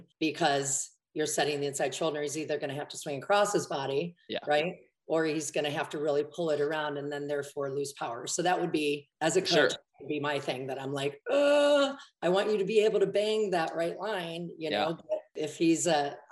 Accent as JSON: {"language": "English", "region": "Michigan", "country": "United States", "tie": "born or raised there", "said": "I'm from Michigan"}